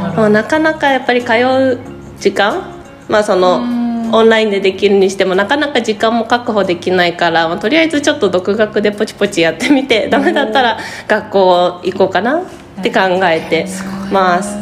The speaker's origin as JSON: {"language": "Japanese", "area": "Otsuka", "region": "Tokyo", "country": "Japan", "tie": "born or raised there", "said": "大塚生まれの大塚育ちです"}